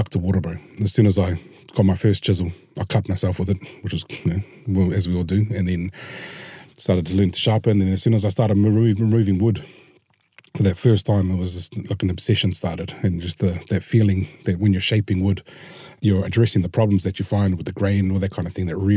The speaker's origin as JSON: {"language": "English", "town": "Porirua", "region": "Wellington", "country": "New Zealand", "tie": "born or raised there", "said": "I grew up in Takapuahia and Purirua, surrounded by highly religious Mormon whānau"}